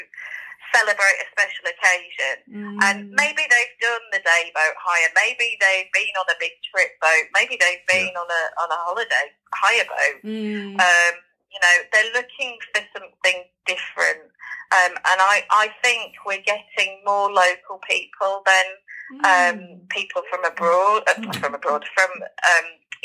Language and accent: English; Yorkshire and the Humber, United Kingdom; also born or lived in Norfolk Broads; now in Norfolk, United Kingdom; I'm from Yorkshire originally